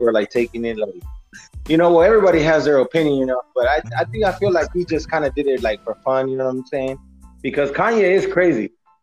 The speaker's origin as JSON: {"language": "English", "town": "San Diego", "region": "California", "country": "United States", "tie": "born or raised there", "second_language": "English", "moved": "as an adult", "lives_now": "Samoa", "said": "I'm from San Diego, you know. I've been there almost all my life"}